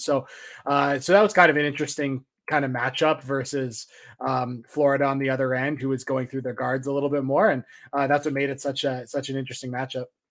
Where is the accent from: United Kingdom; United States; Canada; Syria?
Canada; being a Canadian, where it's not Thanksgiving because our Thanksgiving is in October.